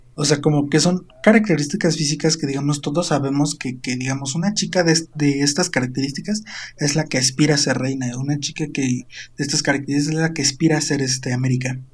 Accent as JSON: {"language": "Spanish", "town": "Quebrantadero", "region": "Morelos", "country": "Mexico", "tie": "born or raised there", "said": "Mi pueblito se llama Quebrantadero"}